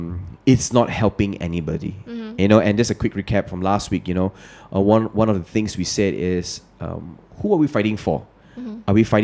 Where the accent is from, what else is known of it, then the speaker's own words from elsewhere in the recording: Malaysia; You're Indonesian, I'm Malaysian